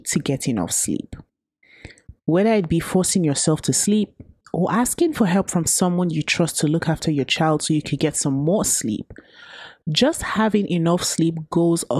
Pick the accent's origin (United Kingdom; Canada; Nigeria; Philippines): Nigeria; Growing up in Nigeria